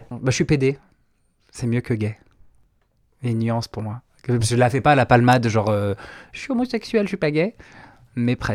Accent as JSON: {"language": "French", "region": "Provence-Alpes-Côte d'Azur", "country": "France", "tie": "born or raised there", "also_born_or_lived": "Brittany", "said": "J'ai grandi un peu partout. J'ai un père qui, était militaire, donc euh, j'ai un peu fait le tour de la France. Euh, Bretagne, Réloire, Camargue, surtout la Camargue. J'ai fait 10 ans en Camargue."}